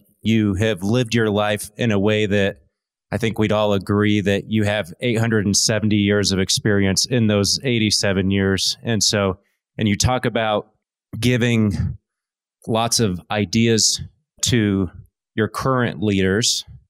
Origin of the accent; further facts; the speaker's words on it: New Braunfels, Texas, United States; from New Braunfels, Texas.